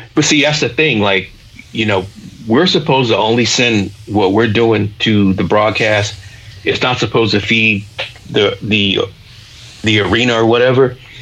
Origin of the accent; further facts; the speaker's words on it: Augusta, Georgia, United States; also born or lived in South Carolina; now in Atlanta, United States; I was raised in Augusta, I'm going to rep Georgia